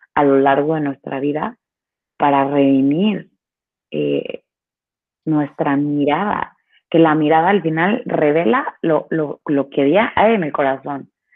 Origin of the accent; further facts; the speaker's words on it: Veracruz, Mexico; Yo soy de Veracruz